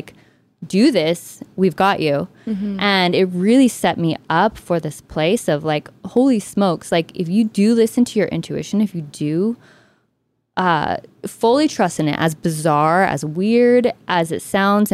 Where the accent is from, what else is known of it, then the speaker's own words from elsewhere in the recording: Texas, United States; I grew up in Texas